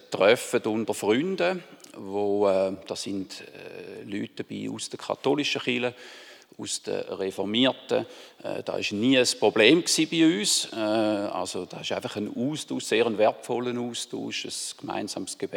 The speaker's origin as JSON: {"language": "German", "town": "Löningen", "region": "Lower Saxony", "country": "Germany", "tie": "born or raised there", "said": "Das ist richtig. Ich bin zumindest der Teil, wo ich mich gut mag daran erinnern, bin ich da aufgewachsen. Habe sehr eine schöne Kindheit da dürfen verbringen."}